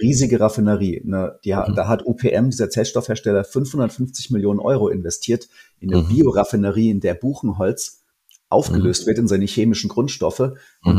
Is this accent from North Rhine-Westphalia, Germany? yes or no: no; Lower Franconia, Bavaria, Germany; ich komme aus Unterfranken